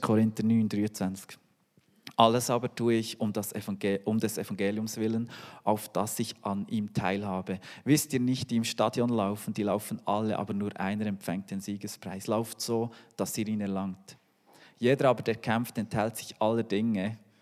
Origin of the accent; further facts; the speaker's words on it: Switzerland; als Schweizer